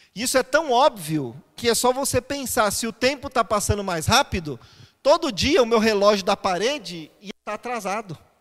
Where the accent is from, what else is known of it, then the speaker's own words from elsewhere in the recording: São Paulo, Brazil; Eu sou paulista, então eu sou mais fechado, mais quietinho